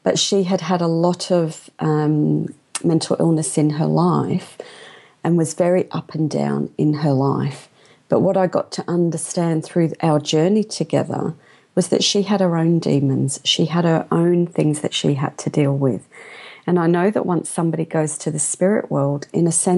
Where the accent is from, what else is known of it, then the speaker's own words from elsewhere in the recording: London, United Kingdom; I was born in London, and my father came to England from India